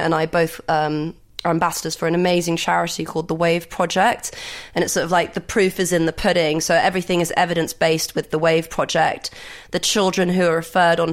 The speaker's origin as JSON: {"language": "English", "country": "Greece", "tie": "born or raised there", "said": "I grew up in Greece"}